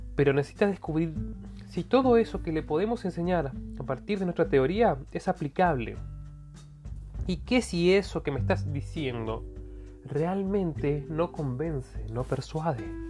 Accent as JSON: {"language": "Spanish", "country": "Argentina", "said": "Yo soy de Argentina"}